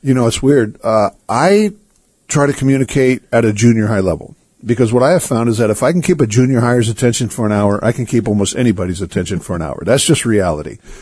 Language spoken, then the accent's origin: English; United States; I'm an American. Come on. I'm born in America.